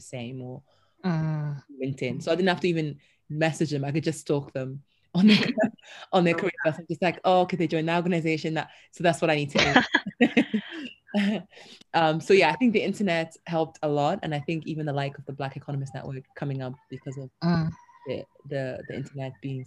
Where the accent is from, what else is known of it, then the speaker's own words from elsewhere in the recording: Cardiff, Wales, United Kingdom; moved away as an adult; also born or lived in Sussex; I grew up in Cardiff, so there was hardly any black people